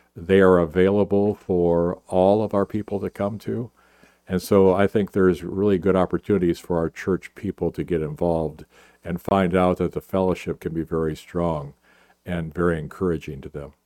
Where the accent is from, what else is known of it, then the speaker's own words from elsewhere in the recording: Minnesota, United States; moved away; I grew up in Minnesota